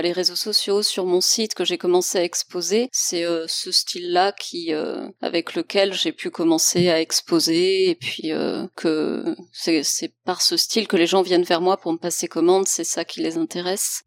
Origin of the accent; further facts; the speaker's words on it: Lyon, Auvergne-Rhône-Alpes, France; also born or lived in Strasbourg; une illustratrice euh, originaire de Lyon. Enfin, je suis basée à Lyon aussi, même si j'ai fait mes études à Strasbourg, mais je suis revenue à Lyon